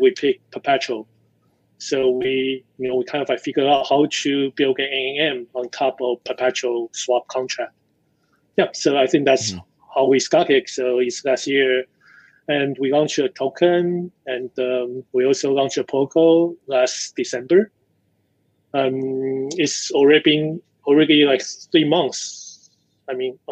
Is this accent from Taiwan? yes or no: yes; Taiwan; also born or lived in United States; I grew up in Taiwan